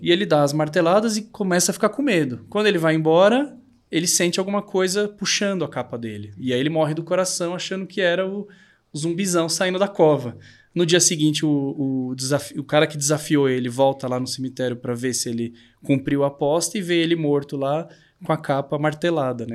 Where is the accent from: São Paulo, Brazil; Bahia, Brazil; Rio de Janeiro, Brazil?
São Paulo, Brazil; Eu sou daqui de São Paulo mesmo, mas meus pais são do interior.